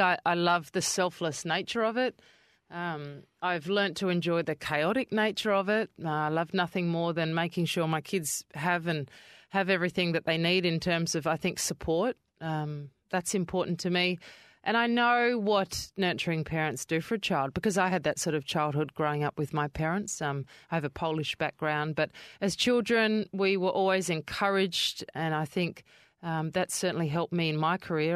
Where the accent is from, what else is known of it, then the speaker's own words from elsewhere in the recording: Adelaide, South Australia, Australia; moved away as an adult; now in Perth, Australia; I grew up in Kidman Park, which is towards Henley Beachway of Adelaide.